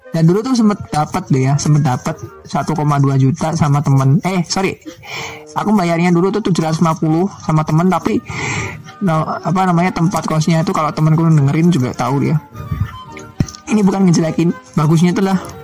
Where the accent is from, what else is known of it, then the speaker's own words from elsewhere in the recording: Surakarta, Central Java, Indonesia; moved away; also born or lived in Jakarta; posisi aku sekarang adalah di kota Solo, di kelahi-, tempat tanah kelahiran aku sendiri. Tempat aku besar